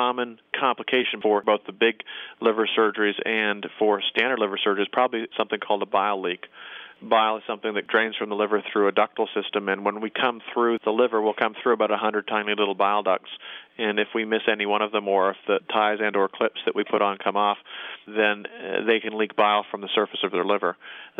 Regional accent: Canada; I will rarely use a combination of what I call a hockey stick incision, being a Canadian

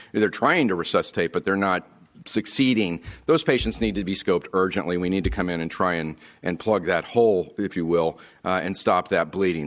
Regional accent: Texas, United States; I'm from Texas

